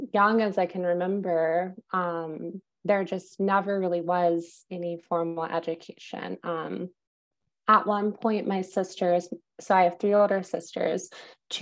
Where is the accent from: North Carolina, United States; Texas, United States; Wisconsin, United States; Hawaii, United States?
North Carolina, United States; Wake Forest; moved away as an adult; also born or lived in Greensboro, North Carolina; now in New York City, United States; I grew up in Wake Forest, North Carolina.